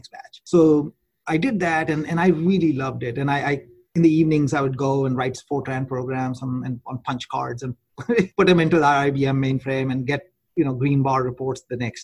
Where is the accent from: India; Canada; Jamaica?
India; also born or lived in Gwalior; I grew up in India